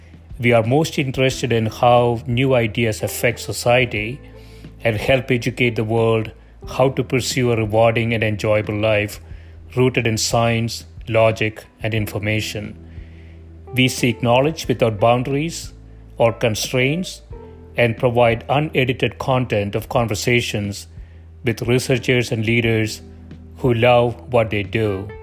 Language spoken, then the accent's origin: English; South India, India; English is a second language; now in United States; I grew up in South India with a different, completely different language when I was growing up, and then came to the US, picked up English